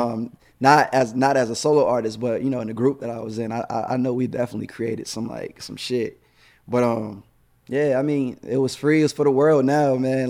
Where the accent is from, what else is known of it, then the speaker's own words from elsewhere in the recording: New York, United States; moved away; New York, of course, that's my hometown